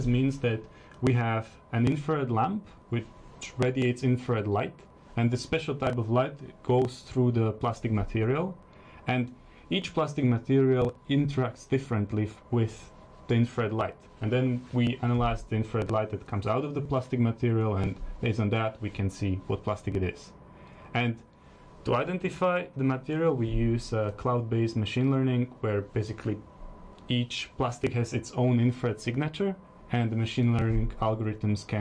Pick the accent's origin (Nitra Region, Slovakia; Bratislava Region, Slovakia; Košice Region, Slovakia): Bratislava Region, Slovakia; Bratislava; now in London, United Kingdom; my hometown, Bratislava, Slovakia